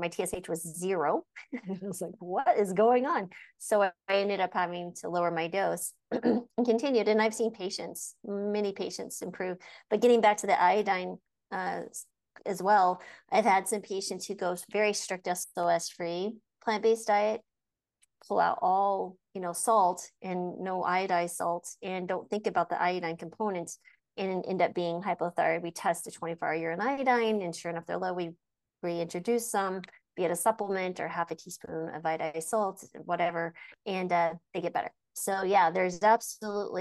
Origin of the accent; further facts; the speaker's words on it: New Mexico, United States; I grew up in the deserts of New Mexico